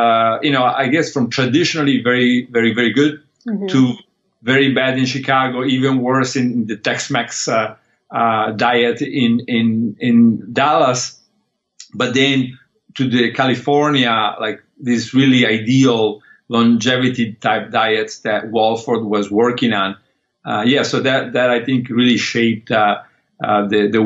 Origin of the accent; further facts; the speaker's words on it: Molochio, Calabria, Italy; also born or lived in Liguria, Italy; now in United States; I was lucky enough to grow up in two places, maybe 50-50 between southern Italy